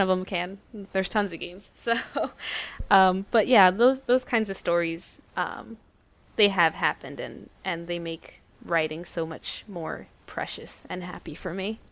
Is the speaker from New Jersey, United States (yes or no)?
yes; New Brunswick, New Jersey, United States; I was born and raised in New Jersey